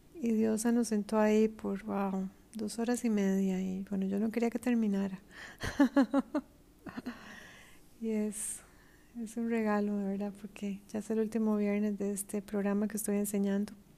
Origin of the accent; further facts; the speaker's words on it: Costa Rica; moved away; en mi país, Costa Rica